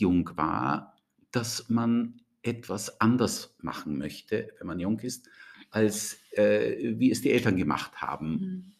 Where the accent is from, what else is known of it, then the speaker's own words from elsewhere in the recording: Austria; also born or lived in Germany; ich bin ähm, aus Deutschland kommen, kommend in jungen Jahren nach Österreich gekommen, hab, bin hier zur Schule gegangen, habe hier studiert